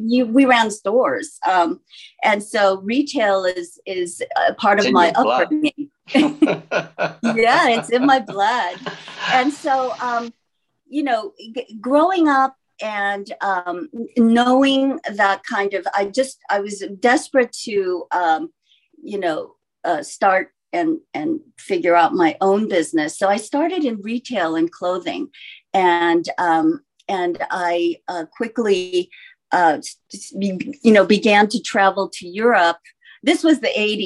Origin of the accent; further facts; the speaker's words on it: California, United States; also born or lived in Seoul, South Korea / New York City; now in Los Angeles, United States; I myself came to the States when I was 8 years old, to California with my parents